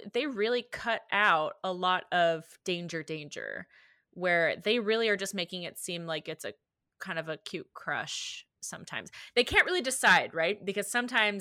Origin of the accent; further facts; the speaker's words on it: the South, United States; growing up in the South